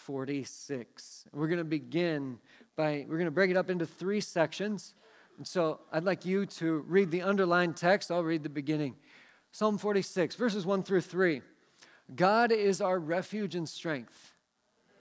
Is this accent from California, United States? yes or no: no; Seattle, Washington, United States; moved away; I grew up in the Seattle area